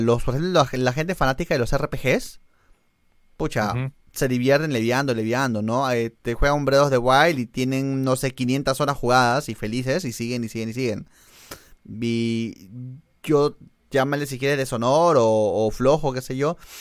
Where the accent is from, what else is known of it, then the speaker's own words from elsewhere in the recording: Argentina; yo soy un argentino